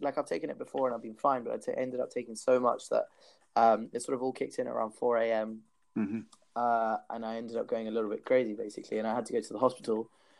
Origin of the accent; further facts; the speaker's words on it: Peru; also born or lived in Australia; so my background is I'm half Peruvian, half English. I grew up in Peru 4 years. And I went in the new year, I decided to go back to Peru.